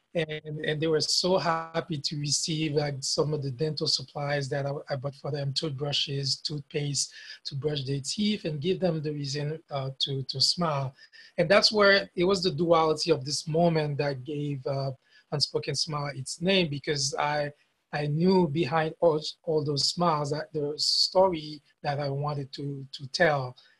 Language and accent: English; Haiti; English is a second language; moved away as an adult; now in United States; I came from Haiti, I, am in the US